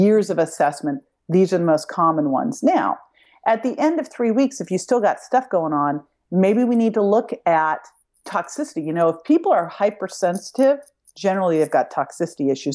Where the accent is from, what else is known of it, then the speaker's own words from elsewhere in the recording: Berkeley, California, United States; I grew up in Berkeley